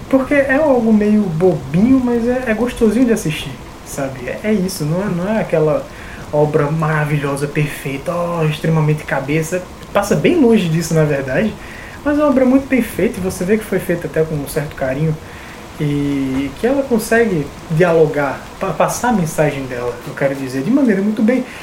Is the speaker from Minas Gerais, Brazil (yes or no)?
no; Recife, Pernambuco, Brazil; E essa era a minha infância em Recife, era muito boa. E aí nas férias no interior eu ia jogar bola na rua, para balancear.